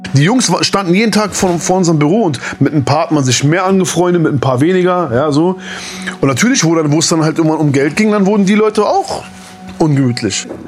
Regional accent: Berlin, Germany; wenn wir aus Langwitz, aus Lichterfelde nach Schöneberg gefahren sind

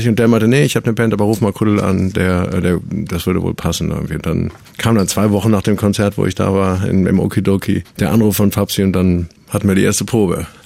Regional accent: Düsseldorf, North Rhine-Westphalia, Germany; also born or lived in Münster; ich komme eigentlich aus Münster oder bin da zumindest geboren und wohne seit ich fünf, sechs bin in Düsseldorf.

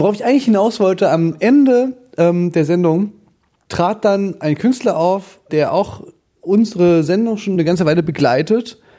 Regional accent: Germany; Als Deutscher

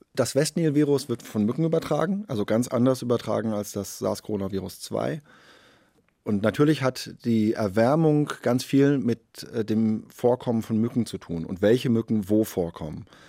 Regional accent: Germany; bei uns in Deutschland

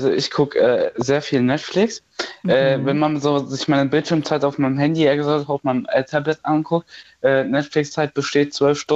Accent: Hesse, Germany; Ich komme da nicht her, ich komme aus der Nähe von Gießen.

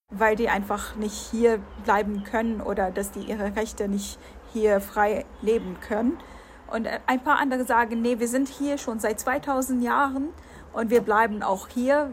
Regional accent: Palestine; dass ich Palästinenserin bin

